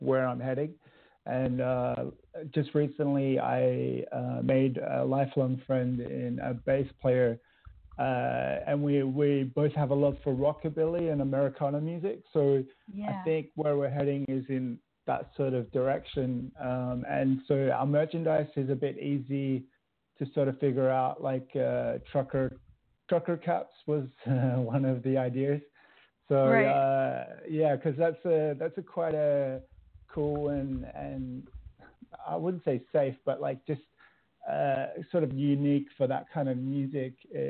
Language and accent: English; Fremantle, Western Australia, Australia; moved away as an adult; now in Norway; I'm from a little place called Fremantle.